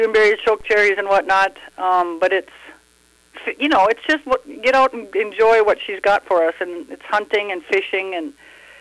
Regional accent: Gatzke, Minnesota, United States; I grew up right here, a bit west of Gatzke.

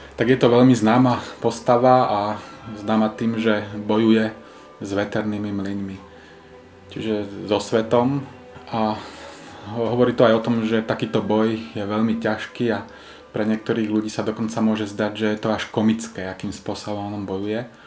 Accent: Slovakia; pochádzam zo Slovenska

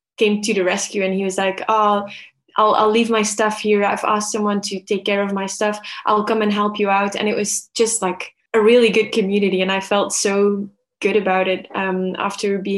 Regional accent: Belgium; moved away as an adult; now in Melbourne, Australia; I am originally from Belgium, moved to Melbourne 2 years ago.

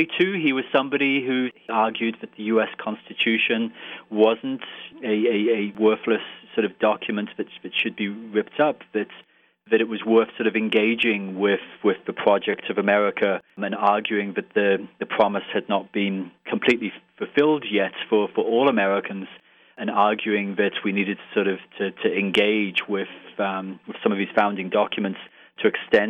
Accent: Ireland; accent: Irish; now in Lewisburg, United States; I'm an Irish citizen, as you might be able to tell from my accent. I'm also British, too.

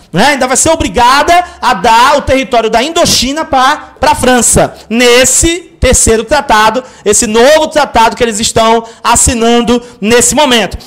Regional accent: São Paulo, Brazil; moved away; lá na ZL, de onde eu vim

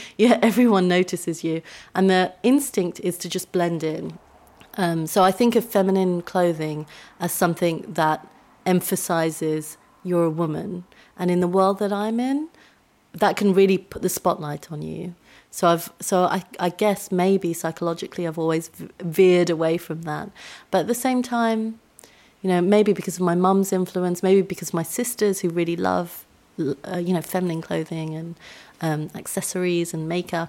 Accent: India; So I grew up in a very white area. I'm Indian.

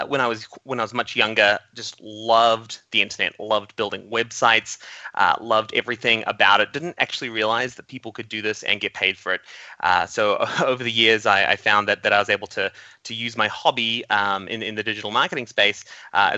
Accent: New Zealand; I grew up in New Zealand, and New Zealand's very small, and we're very isolated from the rest of the world.

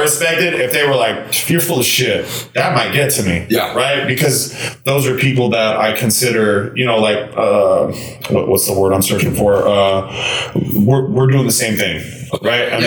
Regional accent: LA, Orange County area, Southern California, United States; moved away; also born or lived in Iowa; I'm from Southern California in the LA, Orange County area.

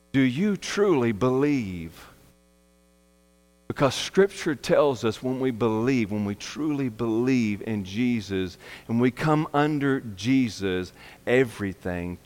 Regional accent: United States; I'm American. I'm not a British.

